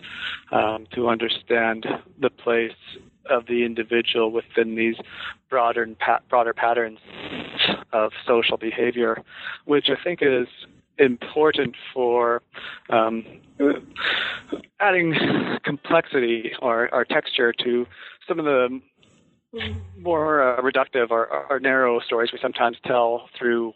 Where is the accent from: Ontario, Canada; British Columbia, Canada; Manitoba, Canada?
British Columbia, Canada; Vancouver Island; I grew up on Vancouver Island, which is in the west coast of Canada